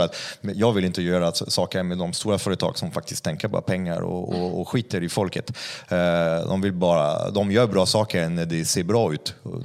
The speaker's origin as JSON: {"language": "Swedish", "country": "France", "second_language": "Swedish", "moved": "yes", "lives_now": "Sweden", "said": "jag är inte svensk så det vore ju, det vore ju otacksam, otacksam fransk jävel som kommer till Sverige"}